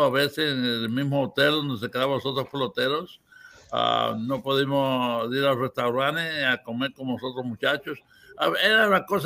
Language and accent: Spanish; Cuba; now in United States; Pero yo nunca vine de Cuba tú sabes, con un nombre equivocado.